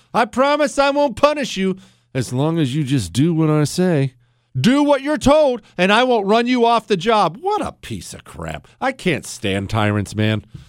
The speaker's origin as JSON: {"language": "English", "country": "United States", "said": "I'm a free American"}